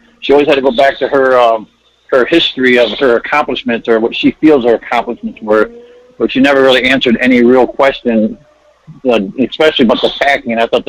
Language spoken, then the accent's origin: English; Washington, District of Columbia, United States; I'm from D.C., probably the only Republican in D.C.